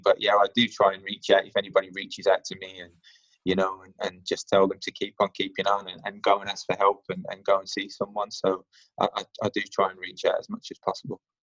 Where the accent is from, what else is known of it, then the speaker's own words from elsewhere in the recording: Birmingham, West Midlands, United Kingdom; moved away as an adult; now in London, United Kingdom; I'm an adopted Londoner um, after being in here, uh, being down here for about 12 years, uh, originally from Birmingham, if you can't already tell from my accent.